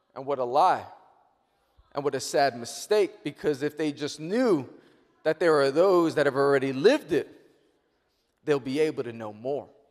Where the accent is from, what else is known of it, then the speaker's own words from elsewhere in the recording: New York, United States; I'm born and raised in New York